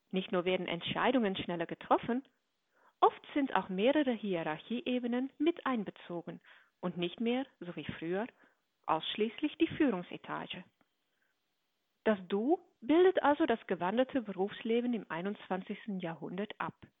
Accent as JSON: {"language": "German", "country": "Netherlands", "said": "für mich als Niederländerin"}